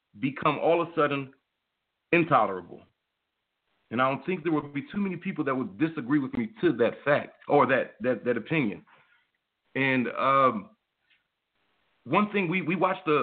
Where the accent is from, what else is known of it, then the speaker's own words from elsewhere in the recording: United States; I'm an American